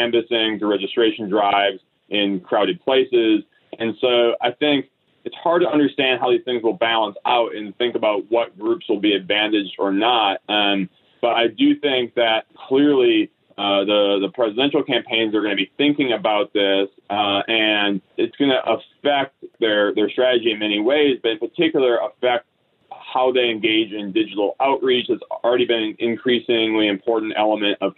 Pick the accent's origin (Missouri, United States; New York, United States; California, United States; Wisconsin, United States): Wisconsin, United States; now in Pennsylvania, United States; I grew up in Wisconsin